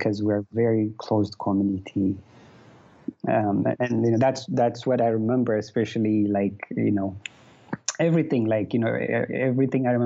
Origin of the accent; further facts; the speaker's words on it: Addis Ababa, Ethiopia; I was raised in Addis, specifically around Bambi's area